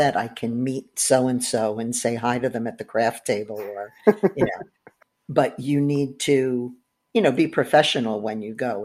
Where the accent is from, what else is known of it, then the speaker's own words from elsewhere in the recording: New Jersey, United States; now in Florida, United States; I live in Florida now, but I'm from Jersey